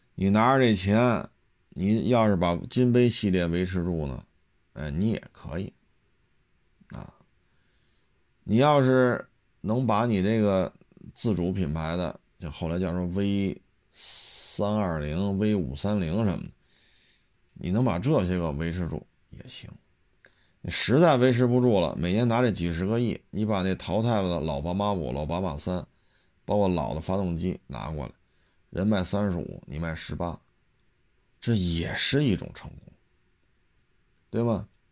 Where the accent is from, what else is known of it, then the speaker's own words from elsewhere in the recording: China; 咱们内地人